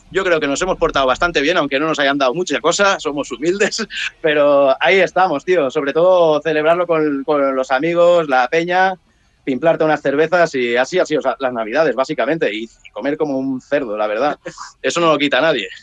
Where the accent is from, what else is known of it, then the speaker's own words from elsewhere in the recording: Sant Sadurní d'Anoia, Catalonia, Spain; Somos de la zona de San Sadurní Noya